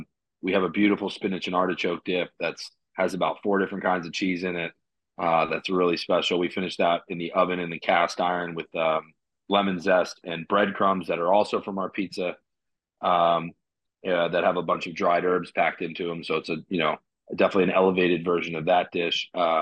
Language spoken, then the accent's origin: English; McLean, Virginia, United States; moved away as an adult; also born or lived in San Francisco / North Carolina; I grew up in McLean, yeah. right out about 5 miles outside DC.